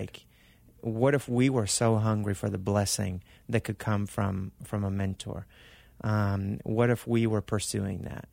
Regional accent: Argentina; also born or lived in California / Arizona; now in Mesa, United States; I was born in California, raised in Argentina

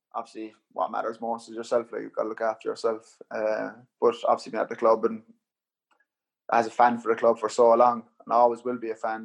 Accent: Cork, Munster, Ireland; moved away as an adult; Cork, my hometown

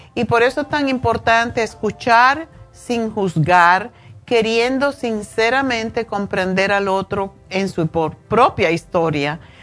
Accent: Cuba; moved away; yo soy cubana

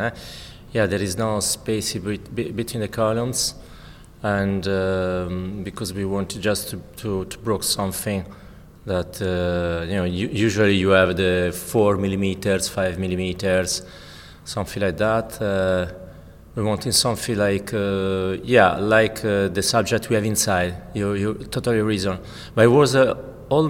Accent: Italy; English is a second language; moved away; also born or lived in Milan, Italy; I'm Italian. Maybe notice that my accent.

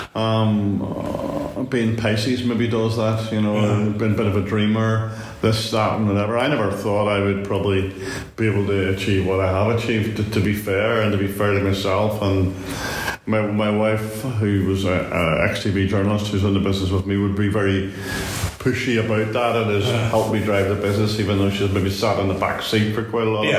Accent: Ireland; moved away as an adult; also born or lived in London; being uh, Irish or seen as being Irish and it, it, it, wasn't easy in the 70s

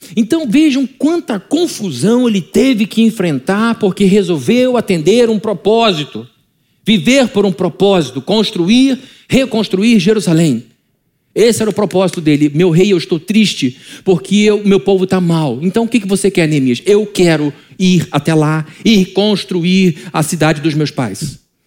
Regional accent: Brazil; como brasileiro

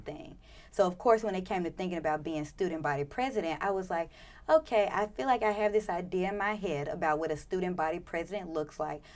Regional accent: Memphis, Tennessee, United States; moved away; I'm from Memphis, so about five, six hours away

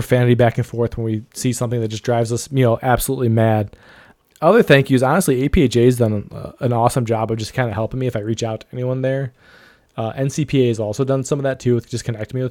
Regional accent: Ohio, United States; my home state of Ohio

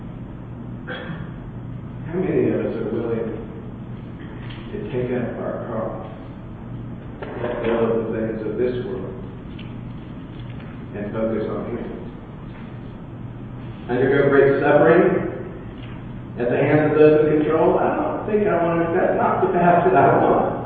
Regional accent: United States; I was raised in America

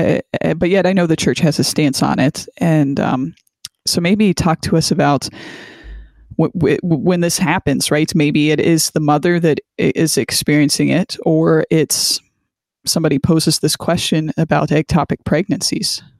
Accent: Canton, Ohio, United States; Canton, Ohio, and that's my stomping grounds. And actually, I was born at the same hospital

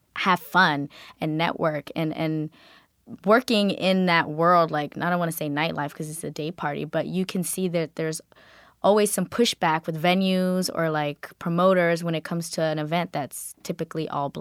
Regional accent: Georgia, United States; also born or lived in Kenya; I grew up in a predominantly African-American community, but also where I grew up in Georgia

